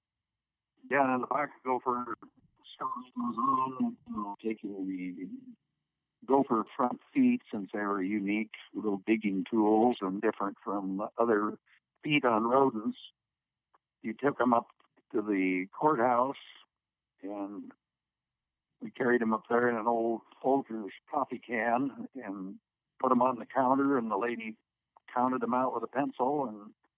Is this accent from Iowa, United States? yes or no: yes; Garner, Iowa, United States; Growing up in Iowa as a boy and living on the edge of Garner, Iowa, we had 20 acres